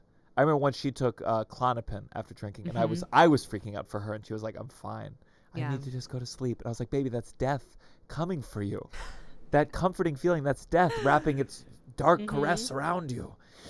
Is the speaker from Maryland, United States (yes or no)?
yes; Potomac, Maryland, United States; Potomac, Maryland, near okay. Bethesda.